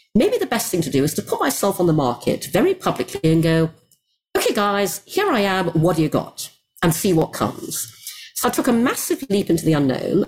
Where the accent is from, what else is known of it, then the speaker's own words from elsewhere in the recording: Brunei; I grew up in Asia, in Brunei